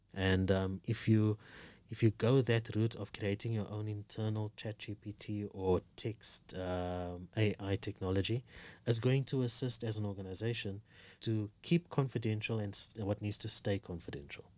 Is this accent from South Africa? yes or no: yes; South Africa; now in Kenya; I'm a South African living in Kenya